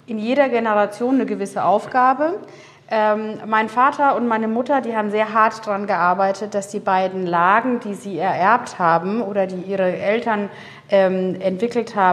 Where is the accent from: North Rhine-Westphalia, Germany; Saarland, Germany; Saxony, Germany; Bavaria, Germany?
Bavaria, Germany; Würzburg; ich bin in Würzburg zur Schule gegangen und in den, äh, in den Weinlesemonaten hat man in Würzburg immer wieder Unimox gesehen